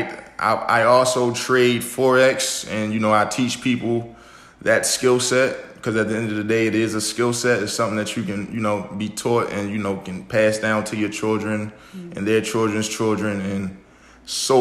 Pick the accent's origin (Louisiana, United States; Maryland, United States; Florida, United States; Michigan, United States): Maryland, United States; Baltimore; from Baltimore, Maryland.